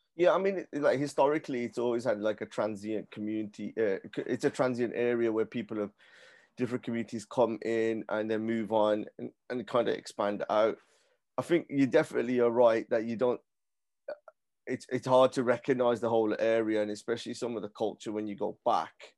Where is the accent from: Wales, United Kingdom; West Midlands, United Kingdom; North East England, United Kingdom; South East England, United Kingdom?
West Midlands, United Kingdom; Birmingham; I'm from, I was born and bred in Handsworth as well